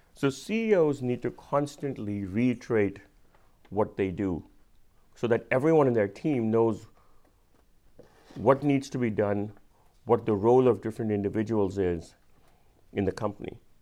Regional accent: India; accent: Indian; my Indian accent

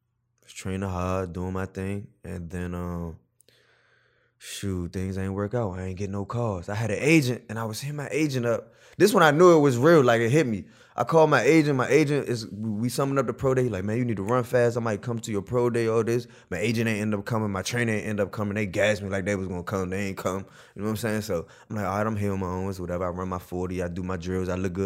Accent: Providence, Rhode Island, United States; Like I said, when I went to school and my growing up in Providence, you don't really see different type of people other than your people.

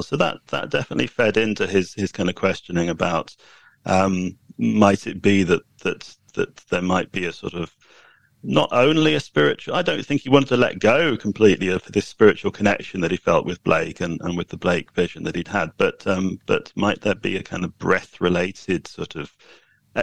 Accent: United Kingdom; I'm British

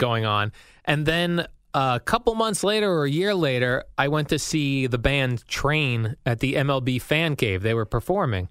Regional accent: New Jersey, United States; living in Jersey and growing up in Jersey

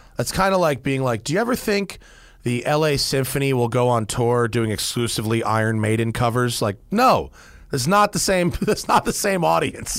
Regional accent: United States; as an American

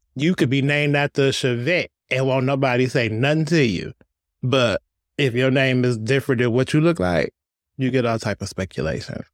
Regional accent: Detroit, Michigan, United States; I was born and raised in Detroit

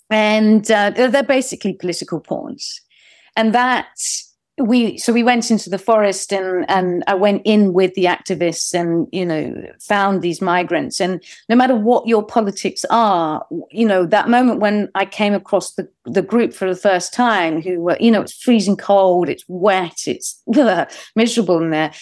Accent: United Kingdom; as a British person, uh, so a non-American

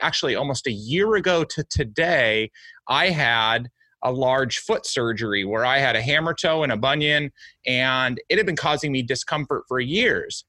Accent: United States; I was born and raised in the United States

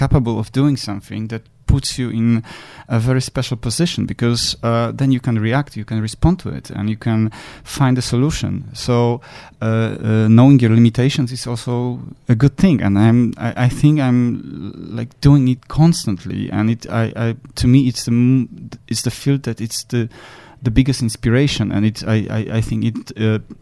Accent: Poland; I come from Poland

